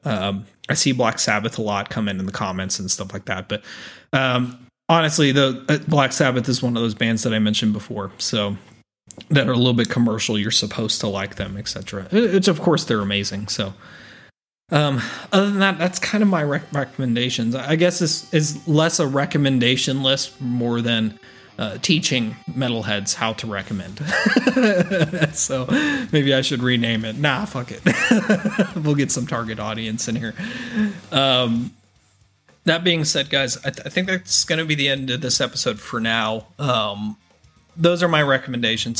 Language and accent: English; Texas, United States; I'm a Texan